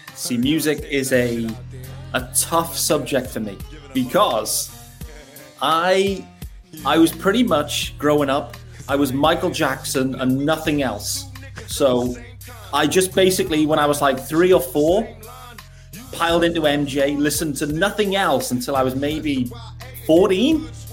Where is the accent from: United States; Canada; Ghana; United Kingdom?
United Kingdom; Newport, Wales; also born or lived in Liverpool; I was born in Liverpool, but I grew up in in a place called Newport in South Wales